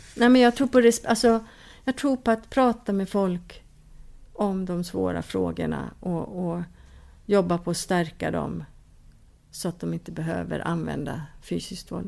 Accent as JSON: {"language": "Swedish", "town": "Stockholm", "region": "Stockholm County", "country": "Sweden", "tie": "born or raised there", "moved": "as an adult", "lives_now": "Kumlinge, Åland, Finland", "said": "Alltså jag är född i Stockholm"}